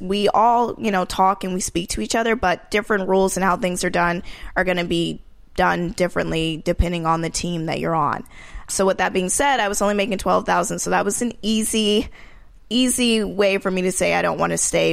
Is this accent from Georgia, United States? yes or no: yes; Marietta, Georgia, United States; moved away as an adult; also born or lived in New York; I came from Georgia, Marietta, Georgia, which is the suburbs of Atlanta